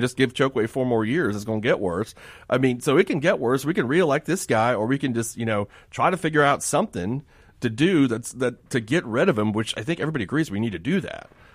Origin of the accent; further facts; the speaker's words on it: Miami, Florida, United States; I grew up in Miami